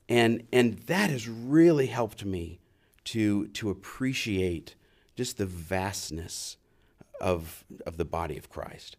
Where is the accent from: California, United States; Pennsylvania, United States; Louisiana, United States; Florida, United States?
Louisiana, United States; New Orleans; I was raised in New Orleans